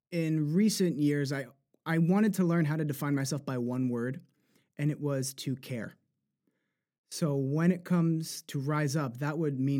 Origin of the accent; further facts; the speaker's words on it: New Jersey, United States; accent: Jersey; so I could also, of course, put on my Jersey accent, which I had to even that too was very aspirated. That's very Jersey.